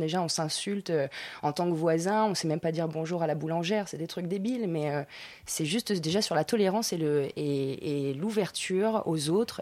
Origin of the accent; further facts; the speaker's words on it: Nice, Provence-Alpes-Côte d'Azur, France; accent: niçois; moved away; also born or lived in Argentina / Paris; je suis née en Argentine, mais après j'ai habitué à Nice, j'ai fait du niçois